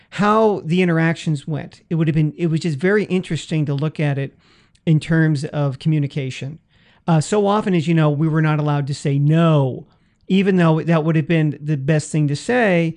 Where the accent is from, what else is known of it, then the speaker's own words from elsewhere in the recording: San Francisco, California, United States; my hometown